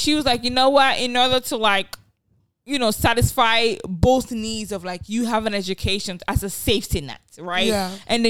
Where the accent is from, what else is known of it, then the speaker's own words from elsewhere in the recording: Nigeria; It's like, as a Nigerian, because being a parent, I realize how Nigerian I am.